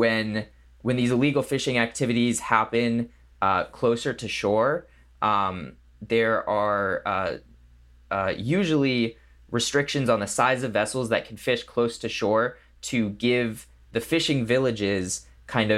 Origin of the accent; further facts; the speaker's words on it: New England, United States; now in Los Angeles, United States; I grew up in New England, in the cold